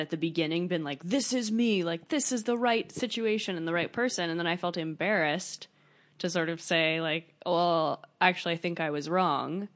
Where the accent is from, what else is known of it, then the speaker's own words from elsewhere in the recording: United States; also born or lived in Paris, France; I grew up in America